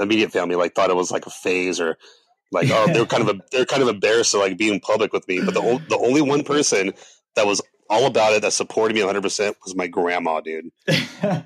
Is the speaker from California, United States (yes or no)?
yes; Oxnard, California, United States; moved away as an adult; now in Los Angeles, United States; I grew up in El Rio, which is unincorporated Oxnard